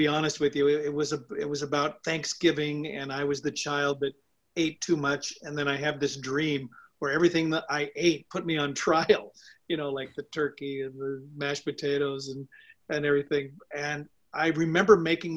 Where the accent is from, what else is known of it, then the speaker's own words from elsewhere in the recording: Seattle, Washington, United States; moved away as an adult; also born or lived in New York; I got into the one at in my hometown, University of Washington